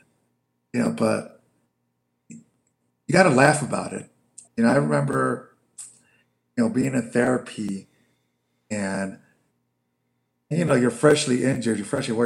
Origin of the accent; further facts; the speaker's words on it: Chicago, Illinois, United States; I'm from Chicago, so a lot of my family is very liberal